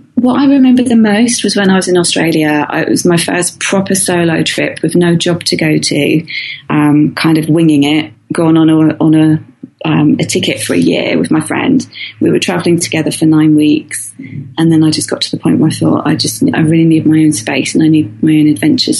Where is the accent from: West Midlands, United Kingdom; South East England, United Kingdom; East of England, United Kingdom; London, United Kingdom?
South East England, United Kingdom; near the Isle of Wight; moved away as an adult; I used to live opposite the Isle of Wight, which is this um, island it's half an hour away from my hometown